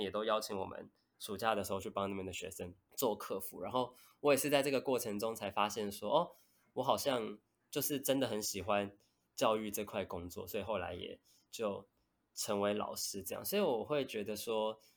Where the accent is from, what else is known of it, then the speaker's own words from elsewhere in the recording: Taipei, Taiwan; 我算是土生土长的台北人这样